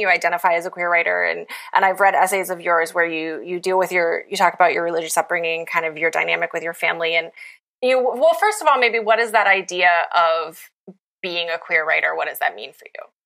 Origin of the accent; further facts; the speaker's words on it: Appalachia, United States; I'm from Appalachia